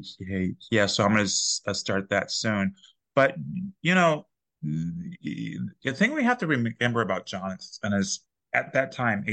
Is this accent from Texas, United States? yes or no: yes; Texas, United States; I'm from Texas